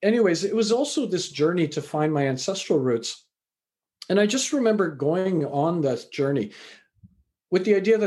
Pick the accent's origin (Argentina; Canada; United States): Canada; also born or lived in England; I was born in England, raised in Canada.